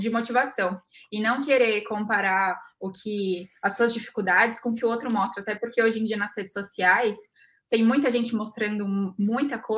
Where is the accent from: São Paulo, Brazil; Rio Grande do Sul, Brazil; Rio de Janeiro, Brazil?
São Paulo, Brazil; Eu me recordo plenamente de que lá atrás eu sou de São Paulo capital e quando eu decidi fazer agronomia